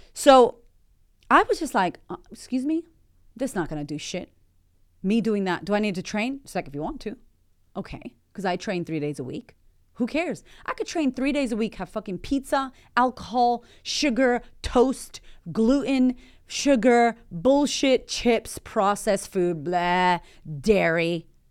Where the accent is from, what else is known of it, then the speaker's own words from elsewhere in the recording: United States; moved away as an adult; also born or lived in Melbourne, Australia; now in Australia; as an American